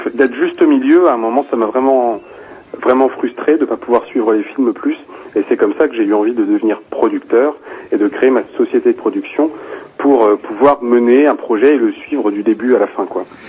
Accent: Rennes, Brittany, France; je viens de je viens de je viens de Bretagne en plus hein, donc je viens de je viens de Rennes

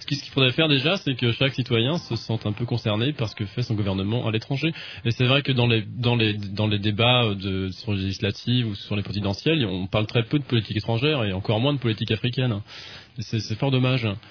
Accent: France; je suis français

